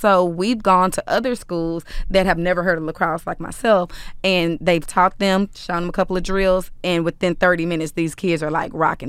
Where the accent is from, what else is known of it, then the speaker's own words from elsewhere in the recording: Dallas, Texas, United States; I'm from Dallas. I'm from South Oak Cliff. So, I've benefited from those resources as a young child